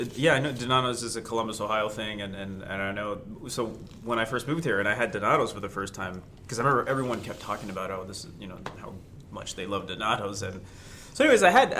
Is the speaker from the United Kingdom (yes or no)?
no; Toronto, Ontario, Canada; also born or lived in New York, United States; even though I'm from born and raised in Toronto, I'm a little partial to New York slices.